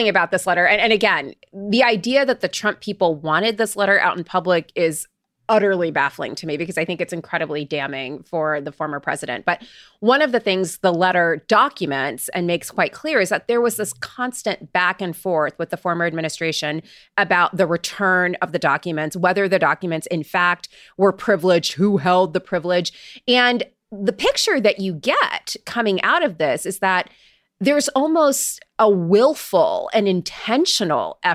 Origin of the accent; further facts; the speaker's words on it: Florida, United States; I grew up in Florida.